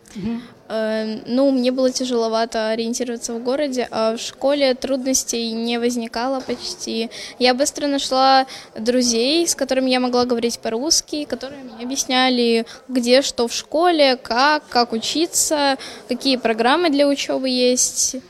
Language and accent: Latvian; Ukraine; Latvian is a second language; now in Liepāja, Latvia; es esmu no Ukraiņa